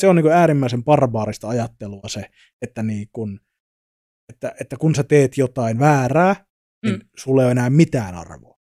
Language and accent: Finnish; Savonia, Finland; moved away; also born or lived in Tampere; mä oon kasvanut siis Savossa pikkukylällä